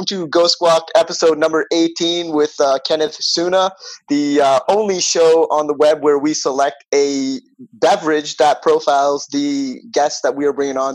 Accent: Toronto, Ontario, Canada; I'm from Toronto, so we went to the LCBO

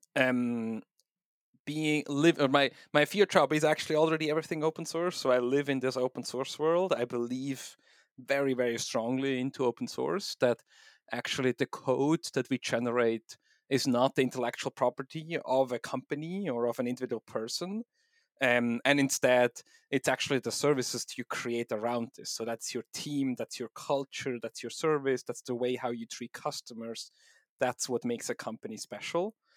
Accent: Switzerland; accent: combination of Swiss, German, and English; also born or lived in East Coast, United States; now in United States; I'm originally from Switzerland, uh, so my weird accent is a combination of Swiss, German, German, and English, um, but I do live now in the U S, um, on the East Coast

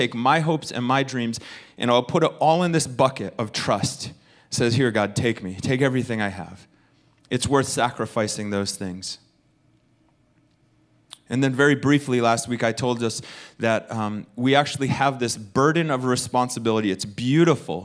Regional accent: United States; I'm speaking as an American

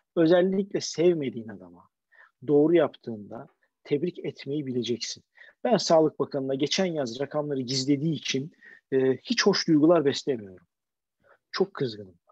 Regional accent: Istanbul, Turkey; bir İstanbullu olarak, bir İstanbullu ebeveyn olarak

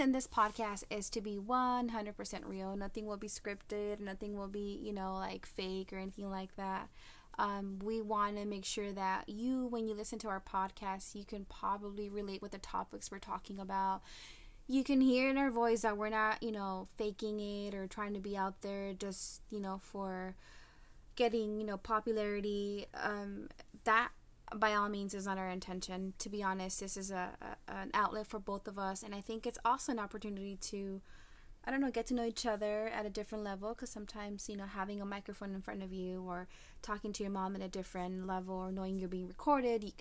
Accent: United States; my parents are from Mexico. I was born and raised in the United States. I do speak Spanish, so if you hear me with a little accent, I don't know why

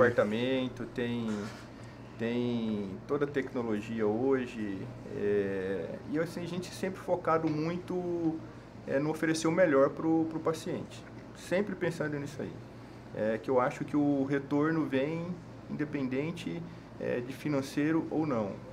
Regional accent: Goiânia, Goiás, Brazil; moved away as an adult; now in Cuiabá, Brazil; eu sou de Goiânia

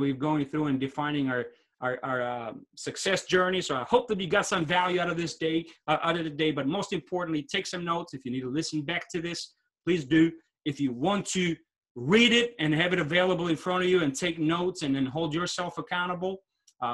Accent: Albania; moved away; I'm from Albania originally

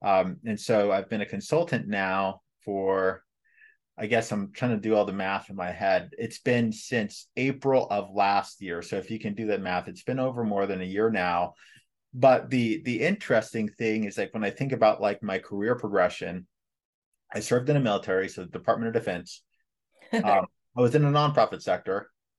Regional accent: Los Angeles, California, United States; being born and raised in Los Angeles in the late 80s and 90s, living in a Black community, living through the Los Angeles riots

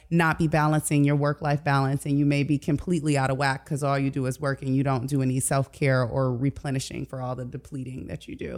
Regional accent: Detroit, Michigan, United States; moved away; I'm from Detroit originally

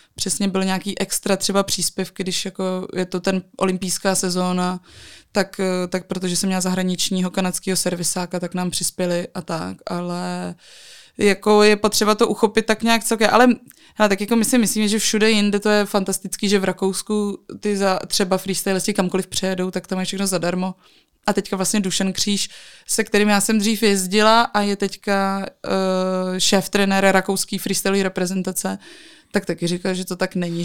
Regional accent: Czechia; pocházím z Krkonoš

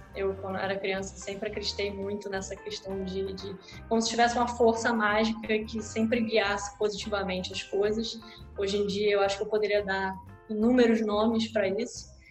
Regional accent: Rio de Janeiro, Brazil; eu nasci, sou carioca da gema, né? Nasci no Rio de Janeiro, em Copacabana, plena Copacabana, e morei boa parte da minha vida nesse bairro

